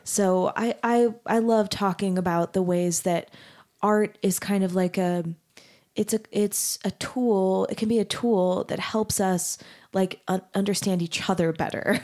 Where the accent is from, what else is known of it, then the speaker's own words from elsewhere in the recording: Arizona, United States; moved away as an adult; also born or lived in Texas; now in Utah, United States; I grew up in Arizona and then went to school in Texas